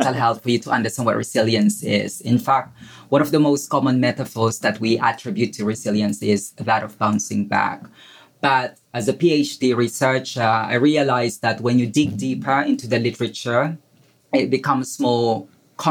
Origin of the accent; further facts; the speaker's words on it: Philippines; moved away as an adult; now in England; I was born in the Philippines. I spent my formative years in a slum in the Philippines.